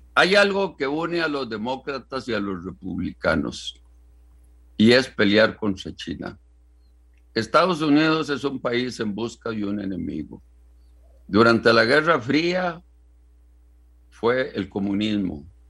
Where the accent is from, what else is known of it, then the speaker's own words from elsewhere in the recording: Costa Rica; como costarricense